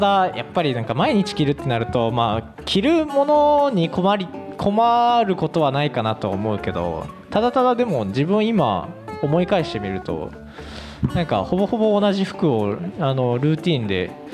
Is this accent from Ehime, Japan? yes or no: yes; Ehime, Japan; 同じ愛媛出身なんですよ